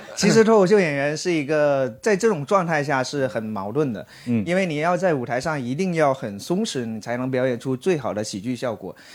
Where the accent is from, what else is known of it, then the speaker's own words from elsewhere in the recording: China; 我们中国人这个民族其实是特别隐忍的